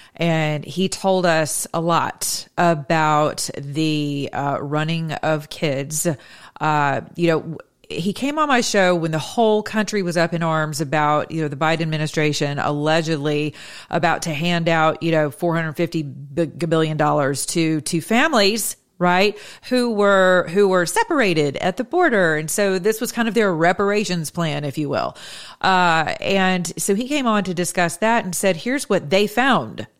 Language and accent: English; United States; I'm an American